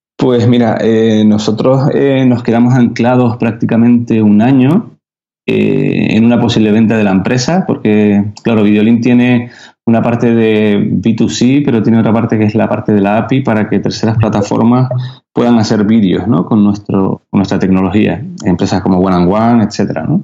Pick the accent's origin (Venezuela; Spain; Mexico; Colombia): Spain; Canary Islands; accent: Canarian; los canarios no, sabes que no pronunciamos la, S.